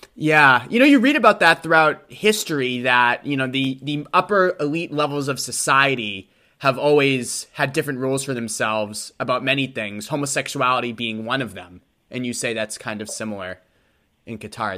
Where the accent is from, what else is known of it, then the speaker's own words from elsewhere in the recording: Boston, Massachusetts, United States; I grew up in Boston, Massachusetts, so you know, quite the different atmosphere.